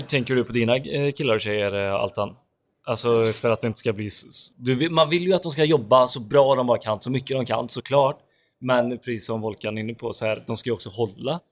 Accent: Grästorp, Västra Götaland, Sweden; i Grästorp, eh, som, där vi är ifrån

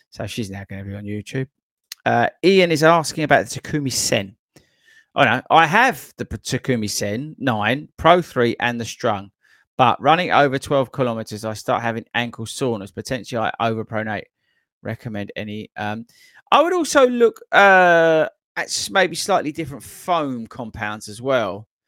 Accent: Belfast, Northern Ireland, United Kingdom; accent: Belfast; I honoured that I made the final running show video edit and without subtitles to cover my Belfast accent.

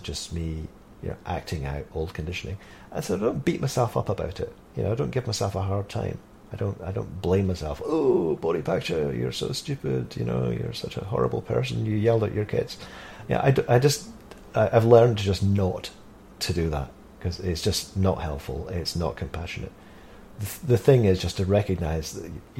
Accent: Scotland, United Kingdom; I'm from Scotland

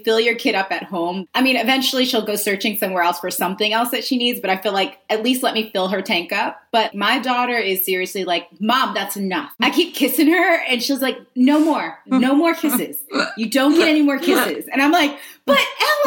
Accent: Long Island, New York, United States; moved away as an adult; also born or lived in Queens, New York; now in Los Angeles, United States; I was born in Queens, raised in Long Island

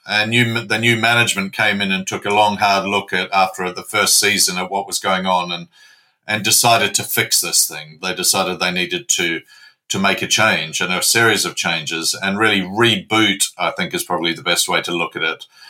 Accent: New Zealand; moved away as an adult; now in London, United Kingdom; I'm a Kiwi. I'm a boy from Aotearoa, the land of the long white cloud.

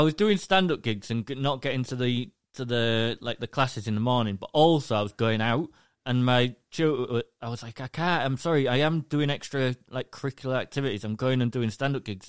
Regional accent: England, United Kingdom; I'm from England, the U K.

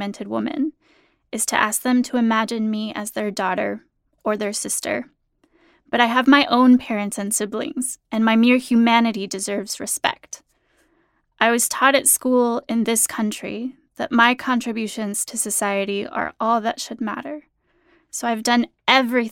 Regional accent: Phoenix, Arizona, United States; also born or lived in Mexico; from ages 5 to 18, I grew up in Phoenix, Arizona

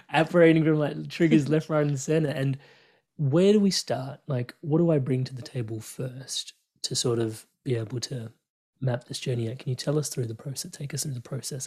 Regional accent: India; me being Indian and growing up in, like, this culture where in India, everybody has a guru

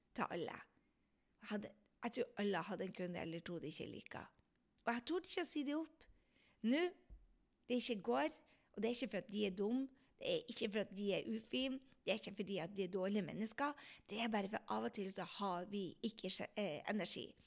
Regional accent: Andenes, Nordland, Norway; på Andes, der jeg kommer fra

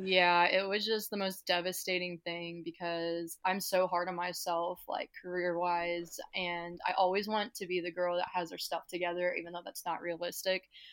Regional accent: Kansas City, Missouri, United States; I am from Kansas City, Missouri

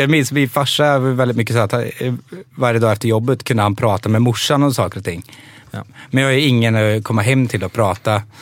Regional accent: Serbia; jag är från Serbien, jag har sett arga människor.

